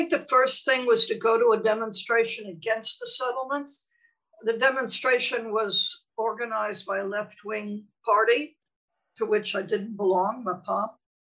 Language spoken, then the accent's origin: English; United States; moved away as an adult; also born or lived in Europe / Washington; now in Israel; Growing up in the United States in the 1950s, I had experienced anti-Semitism.